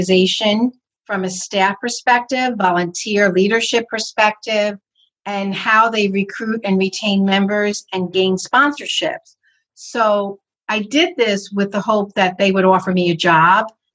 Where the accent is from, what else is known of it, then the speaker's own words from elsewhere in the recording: northern New Jersey, United States; I'm from New Jersey, northern part of New Jersey. I'm about 45 minutes from Manhattan